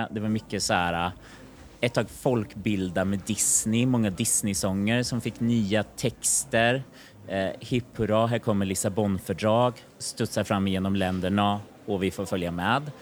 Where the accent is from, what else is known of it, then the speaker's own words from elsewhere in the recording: Kristinehamn, Värmland, Sweden; Det var i Kristinehamn.